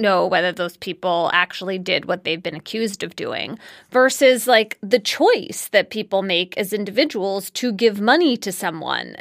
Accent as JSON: {"language": "English", "town": "Philadelphia", "region": "Pennsylvania", "country": "United States", "tie": "born or raised there", "said": "I grew up in Germantown in East Falls inside Philadelphia"}